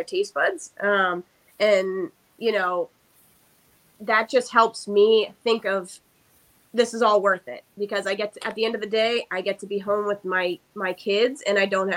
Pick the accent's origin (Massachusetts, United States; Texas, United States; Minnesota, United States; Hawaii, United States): Massachusetts, United States; Groton; now in Brookline, United States; I'm actually born and raised in Groton, Massachusetts, which is only 10 minutes from my current home in Brookline